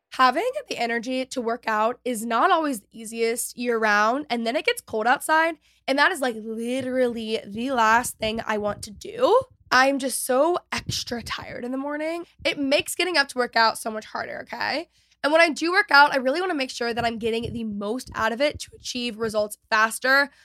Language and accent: English; Texas, United States; I'm also Texan